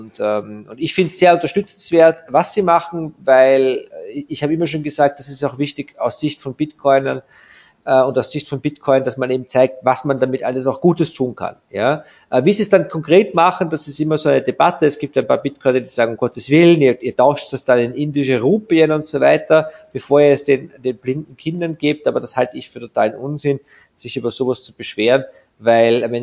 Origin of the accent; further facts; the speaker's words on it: Vienna, Austria; ich bekomme dort als Wiener eine ähnlich, wenn nicht sogar einen noch ruppigeren